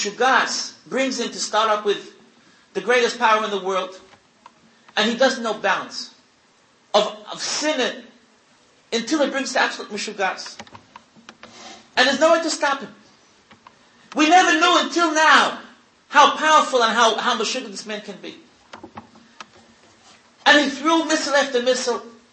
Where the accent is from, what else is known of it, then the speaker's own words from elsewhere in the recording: United States; now in Israel; I'm a tourist, and everyone probably knows what I have in my pocket. I walked in the street, I'm an American